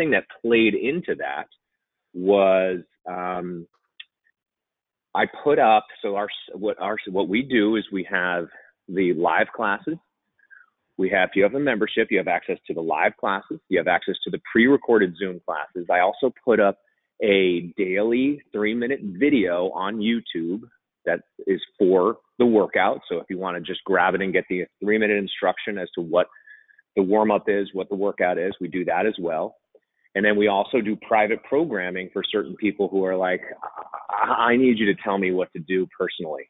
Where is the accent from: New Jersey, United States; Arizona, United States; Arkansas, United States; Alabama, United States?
New Jersey, United States; moved away; I'm originally from New Jersey